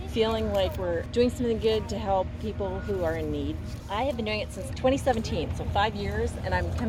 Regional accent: Midwest, United States; I grew up in the Midwest

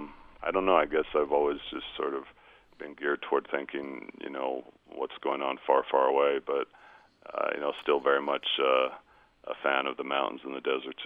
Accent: Utah, United States; moved away as an adult; I grew up in Utah County.

